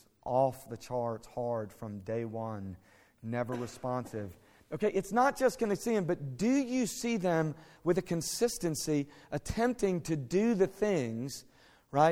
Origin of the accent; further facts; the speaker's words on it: United States; also born or lived in Fort Worth, Texas; I'm an American. I live in Fort Worth